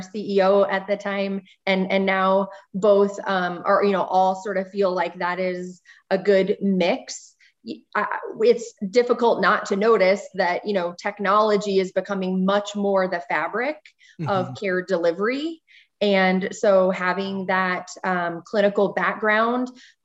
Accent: Montana, United States; also born or lived in Texas; I was born and raised in Montana, spent most of my life in the Northwest, other than my medical training in Texas

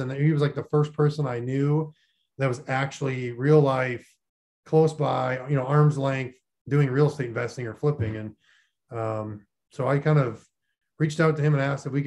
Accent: Minot, North Dakota, United States; moved away as an adult; also born or lived in Florida Panhandle; I grew up in Minot, North Dakota, which is pretty much the middle of nowhere, south of Canada

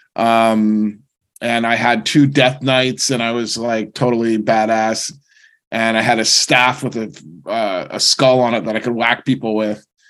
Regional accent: New Jersey, United States; moved away; also born or lived in San Diego, California / New York; I grew up in a very normal family, very suburban. We, were was in New Jersey

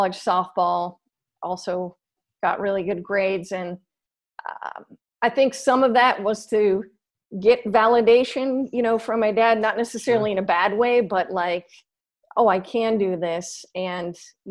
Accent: San Diego, California, United States; also born or lived in Los Angeles; came back to my hometown of San Diego

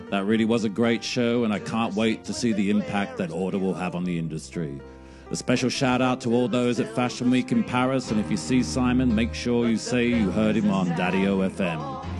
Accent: Australia; my home country of Australia

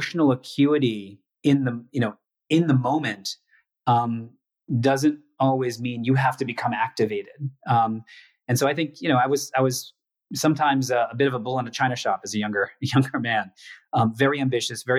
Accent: United States; coming back to, you know, to the US, my home country

